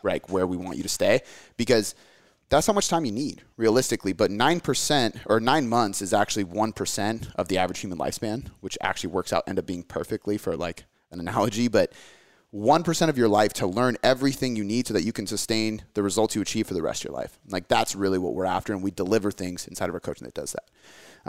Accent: United States; my parents are from America, I'm from America, my daughter's from America

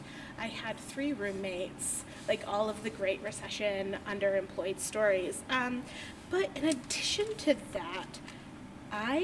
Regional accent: United States; moved away as an adult; also born or lived in Alaska / Washington / Ohio; I grew up in Washington and Alaska, both on islands, actually. I did not move to any sort of mainland until I was 20

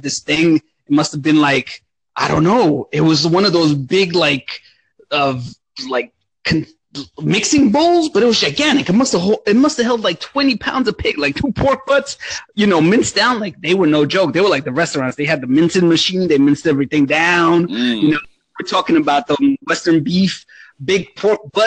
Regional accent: Romania; moved away; where I grew up and stuff in Romania. I mean, the town I'm from, it's a little village.

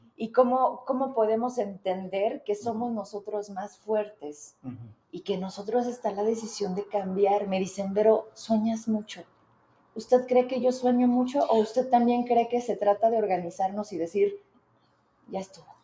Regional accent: Fresnillo, Zacatecas, Mexico; moved away as an adult; now in Zacatecas, Mexico; yo soy de Fresnillo

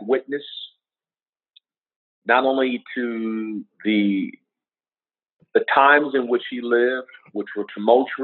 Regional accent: Los Angeles, California, United States; When I grew up in South Central

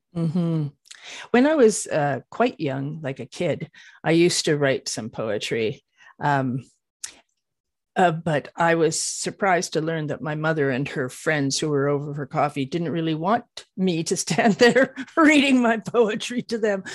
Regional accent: Canada; I live in Canada. I'm a Canadian

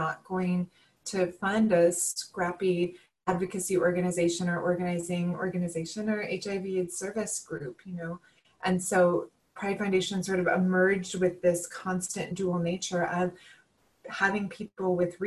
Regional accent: Illinois, United States; the small town that I grew up in Illinois

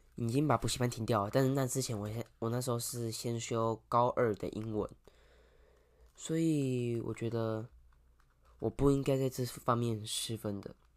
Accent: Kaohsiung, Taiwan; 对我们南部人，对我们高雄人来说，这天气感觉是路面上会结冰

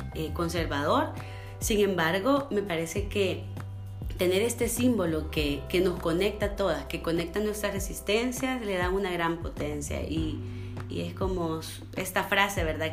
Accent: El Salvador; moved away; yo soy del Salvador

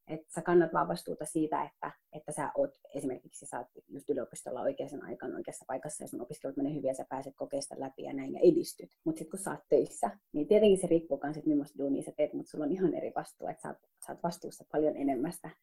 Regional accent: Finland; minä, joka on niin kuin suomalainen, mutta somalitaustainen

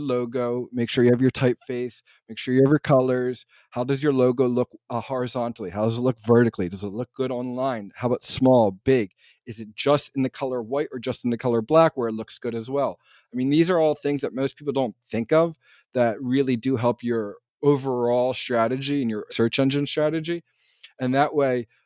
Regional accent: New Jersey, United States; also born or lived in Philadelphia / Pittsburgh area; I grew up in South Jersey

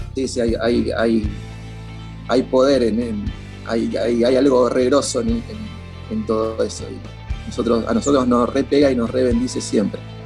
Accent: Buenos Aires, Argentina; yo soy de Lugano

